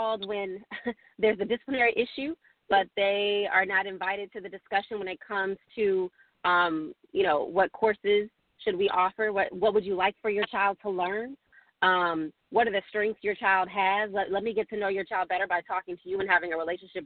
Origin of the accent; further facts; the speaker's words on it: Oklahoma, United States; I'm from Oklahoma